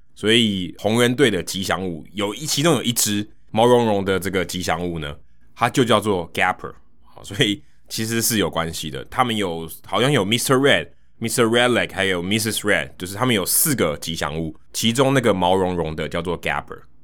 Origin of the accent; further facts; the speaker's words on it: Taiwan; 他就会知道我来自台湾